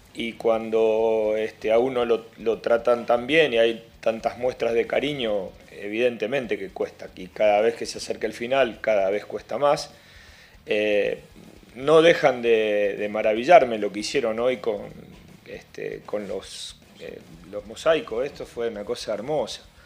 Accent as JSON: {"language": "Spanish", "country": "Argentina", "moved": "yes", "said": "Yo soy argentino"}